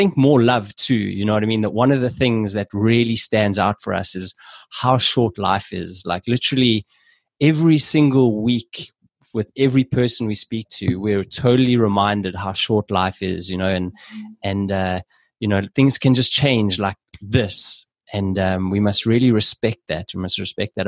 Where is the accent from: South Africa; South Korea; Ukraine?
South Africa; we're both South African